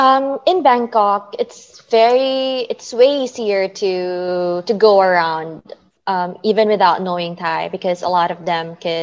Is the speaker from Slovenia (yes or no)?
no; Philippines; because when they find out I'm a Filipino, they would always tell me like, oh, but your accent doesn't sound Filipino.